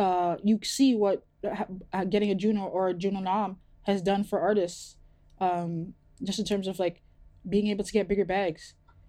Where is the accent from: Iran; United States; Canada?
Canada; Toronto, Ontario; when shit opens up and I'm out and I say I'm from Toronto and I have to hear banter about …